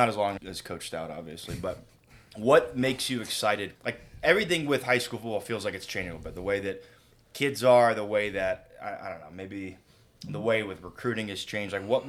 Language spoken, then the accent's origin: English; Gahanna, Ohio, United States; born and raised in Gahanna.